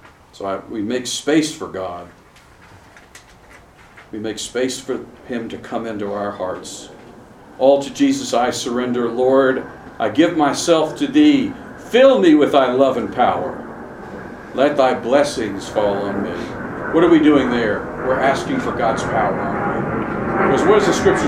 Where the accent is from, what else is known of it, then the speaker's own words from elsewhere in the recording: Charlotte, North Carolina, United States; I'm from Charlotte, North Carolina